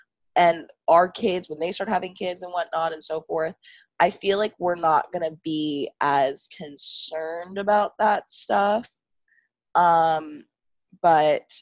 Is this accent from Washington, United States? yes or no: no; California, United States; growing up in California and going to a Baptist school from like the age of like first to sixth grade